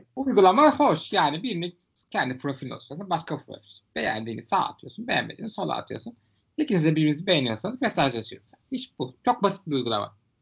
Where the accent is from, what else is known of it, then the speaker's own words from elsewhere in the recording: Istanbul, Turkey; Ben İstanbullu olarak